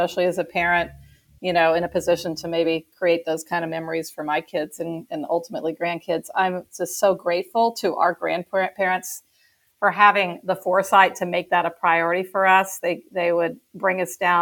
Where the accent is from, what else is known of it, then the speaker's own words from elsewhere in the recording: Houston, Texas, United States; we also spent a lot of holidays together growing up in Houston